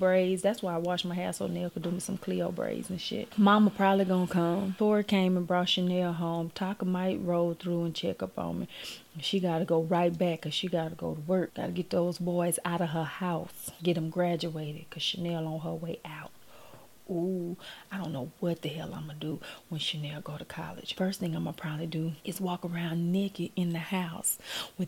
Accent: Gulfport, Mississippi, United States; I'm from Gulfport

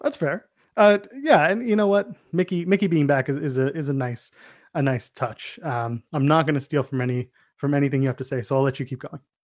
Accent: Canada; we're Canadian

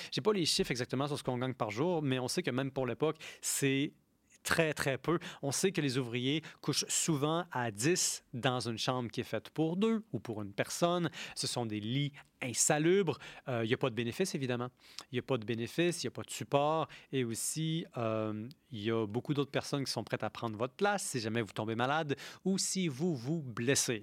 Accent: Quebec, Canada; en tant que Québécois dont le pays a été occupé par l'Angleterre

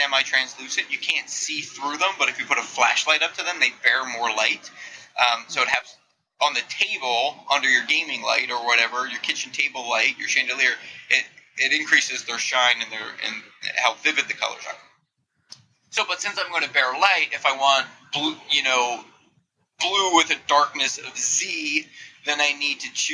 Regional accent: New Jersey, United States; moved away as an adult; now in California, United States; I grew up in glorious New Jersey

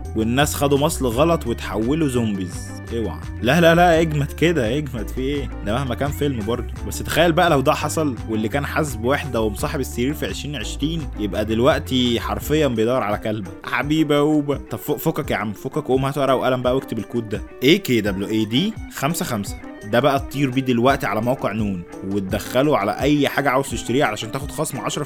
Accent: Egypt; احنا مصريين

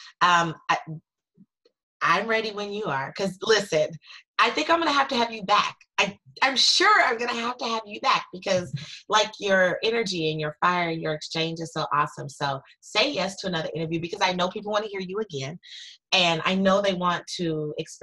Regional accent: California, United States; also born or lived in New York; I'm from California, and I picked up one day and moved to New York and lived for 18 months.

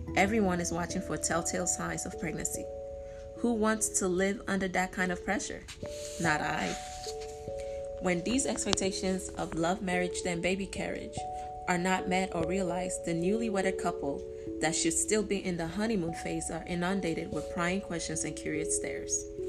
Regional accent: Nigeria; As a Nigerian

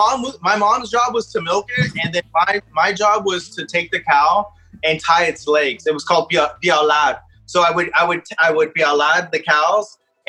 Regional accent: Palm Desert, California, United States; I was born in Palm Springs. You know, Palm Desert's my hometown, but my parents are from Mexico. So every summer, I would go to Mexico

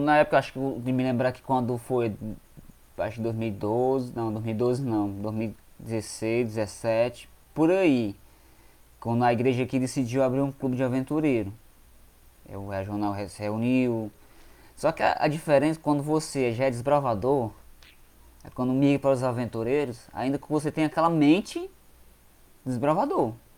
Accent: Quixadá, Ceará, Brazil; sou daqui mesmo de Quixadá, do Ceará.

